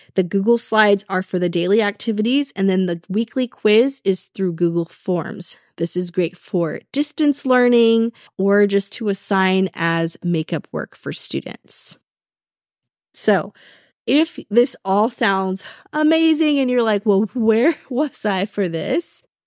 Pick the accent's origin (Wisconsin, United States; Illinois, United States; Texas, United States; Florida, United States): Texas, United States; I'm from Texas